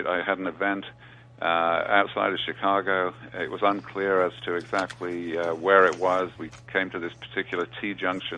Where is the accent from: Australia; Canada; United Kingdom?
United Kingdom; England; moved away as an adult; now in New York, United States; I was born in England.